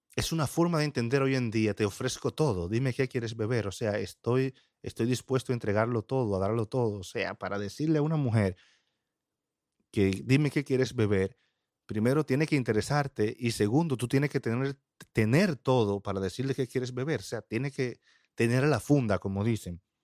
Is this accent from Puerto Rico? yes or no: no; Dominican Republic; en mi país, RD